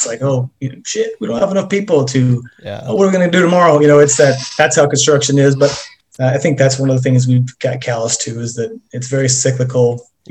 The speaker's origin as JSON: {"language": "English", "region": "northern Arizona", "country": "United States", "tie": "born or raised there", "also_born_or_lived": "Holbrook, Arizona", "said": "grew up in a little town in northern Arizona"}